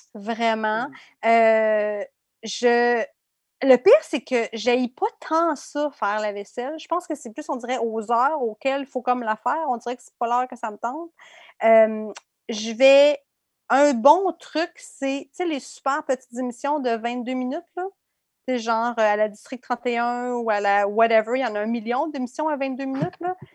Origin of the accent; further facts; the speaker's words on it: Abitibi, Quebec, Canada; moi, j'ai grandi en Abitibi